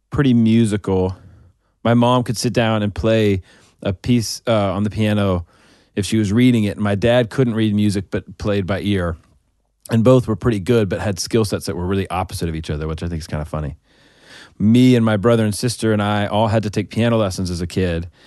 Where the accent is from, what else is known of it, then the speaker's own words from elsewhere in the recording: Arkansas, United States; also born or lived in Oklahoma; and I moved to Arkansas when I was five. But I grew up in in Arkansas.